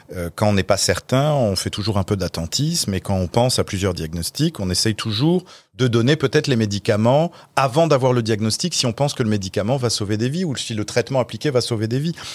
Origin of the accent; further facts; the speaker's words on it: France; now in Quebec, Canada; ma famille et mes amis restent en France